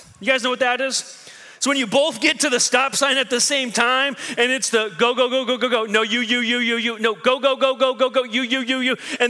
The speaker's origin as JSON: {"language": "English", "region": "Midwest", "country": "United States", "lives_now": "New York, United States", "said": "So I go from being a good Midwestern person to being a New Yorker real fast"}